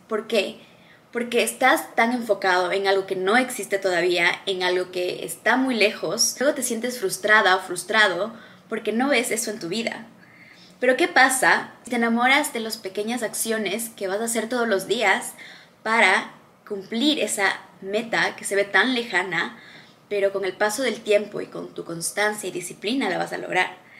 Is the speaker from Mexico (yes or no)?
no; Ecuador; moved away as an adult; now in Dubai, United Arab Emirates; Yo crecí en un país en Latinoamérica, se llama Ecuador.